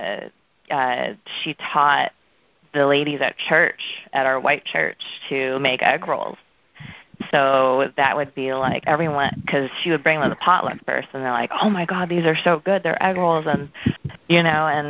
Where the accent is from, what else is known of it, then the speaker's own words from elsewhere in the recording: suburbs of Milwaukee, Wisconsin, United States; I'm from Wisconsin. I'm from the suburbs of Milwaukee. So from 0 through 17 at the same house.